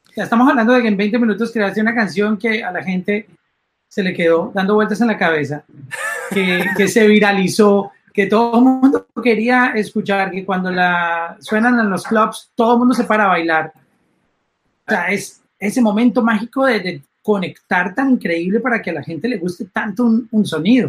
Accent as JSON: {"language": "Spanish", "country": "Colombia", "said": "mi país, en Colombia"}